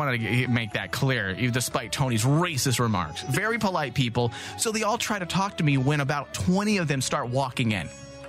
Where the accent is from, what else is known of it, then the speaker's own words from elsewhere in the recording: Mexico; just like I'm Mexican.